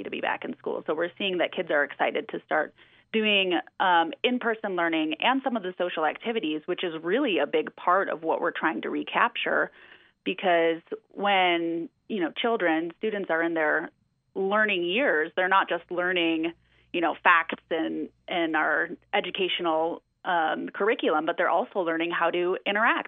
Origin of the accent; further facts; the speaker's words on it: Wisconsin, United States; now in Redmond, United States; I'm from Wisconsin.